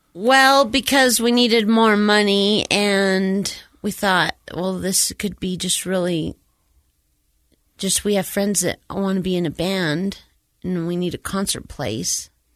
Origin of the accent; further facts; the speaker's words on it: Utah, United States; I was born here in Utah, born and raised here in Utah